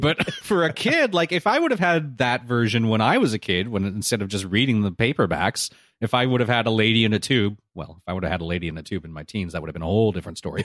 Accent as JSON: {"language": "English", "region": "Southern California", "country": "United States", "tie": "born or raised there", "said": "I grew up here in Southern California, and I have always said the before freeway numbers"}